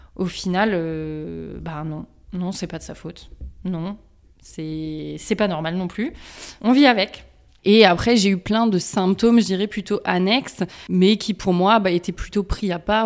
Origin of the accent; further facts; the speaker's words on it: Strasbourg, Grand Est, France; Je suis originaire euh, de l'Est de la France, de Strasbourg